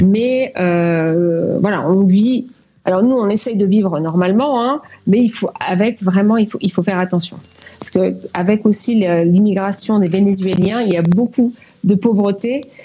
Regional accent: France; moved away; also born or lived in Cuba / Martinique

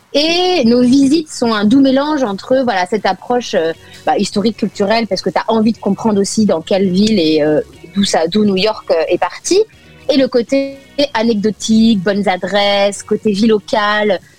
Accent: France; now in Los Angeles, United States; je suis avant tout française

